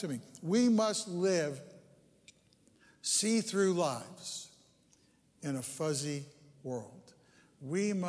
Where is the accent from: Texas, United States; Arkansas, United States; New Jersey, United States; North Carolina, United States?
New Jersey, United States; Bergen County; moved away; I grew up in that upper right-hand corner there. It's Bergen County